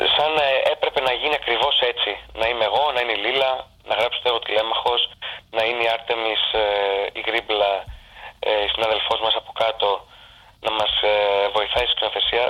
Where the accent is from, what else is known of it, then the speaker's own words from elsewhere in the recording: Skyros, Central Greece, Greece; είμαι από τη Σκύρο, είμαι από το ε, νησί αυτό